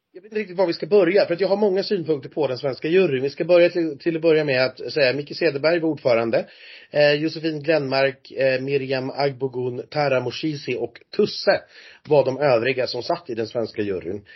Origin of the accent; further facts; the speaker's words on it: Sweden; som svensk